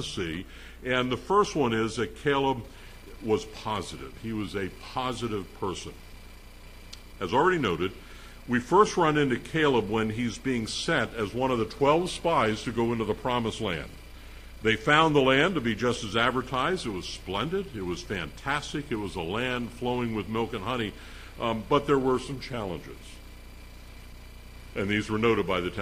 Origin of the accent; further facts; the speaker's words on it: Philadelphia, Pennsylvania, United States; now in Phillipsburg, United States; I'm from the Philadelphia area